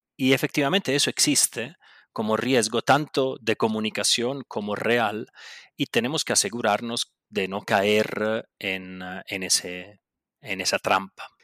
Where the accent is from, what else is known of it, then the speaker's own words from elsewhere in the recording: Buenos Aires, Argentina; accent: Italian; por más que me escuchen el acentico italiano, nací en Buenos Aires de mamá brasilera y sí, bueno, de papá italiano